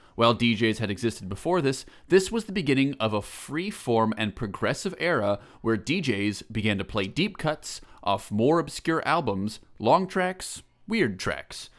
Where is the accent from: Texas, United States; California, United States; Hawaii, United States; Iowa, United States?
Iowa, United States; Eastern; I'm from Eastern Iowa